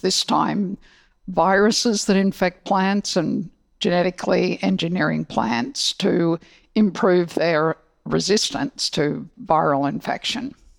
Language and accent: English; Australia; moved away; also born or lived in Hong Kong; I grew up in Australia